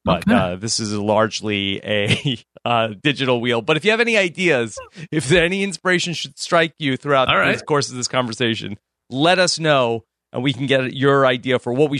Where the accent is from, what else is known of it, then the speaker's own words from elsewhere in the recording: New York, United States; So I am I grew up in New York. I'm a Jets fan and a Mets fan.